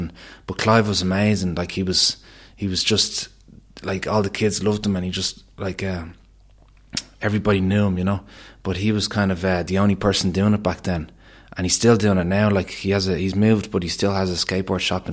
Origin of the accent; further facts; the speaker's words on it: Killiney, County Dublin, Ireland; I grew up in Ballincollig Heights there in Cliney.